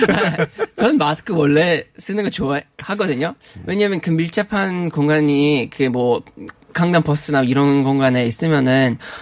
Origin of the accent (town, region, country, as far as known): Australia; Korean is a second language; moved away as an adult; now in South Korea